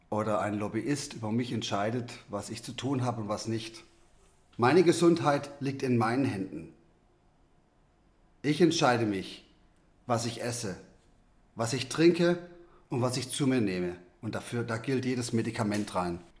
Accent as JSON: {"language": "German", "country": "South Africa", "tie": "born there", "said": "Ich bin in Südafrika geboren und habe hier einen, einen südafrikanischen Impfpass"}